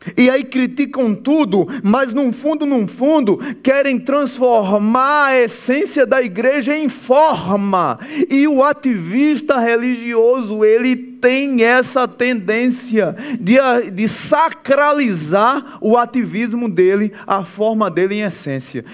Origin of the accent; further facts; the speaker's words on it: Pernambuco, Brazil; Sou pernambucano